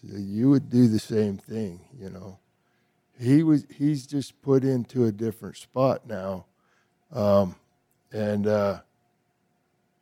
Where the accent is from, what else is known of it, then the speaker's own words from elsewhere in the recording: United States; also born or lived in Montana / Texas; a lot of the men that I was raised around in Montana and in Texas